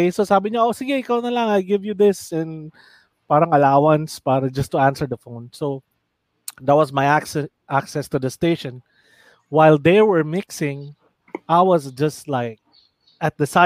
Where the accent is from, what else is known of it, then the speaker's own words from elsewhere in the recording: Fairview, Metro Manila, Philippines; Sabi ko, "Taga Fairview ako."